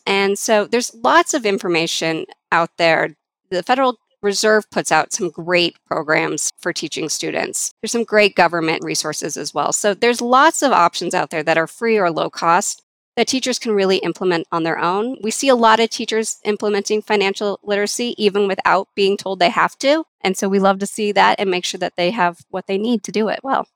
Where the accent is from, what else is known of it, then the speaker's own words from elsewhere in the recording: Colorado, United States; I grew up here in Colorado, so I did go to some Colorado schools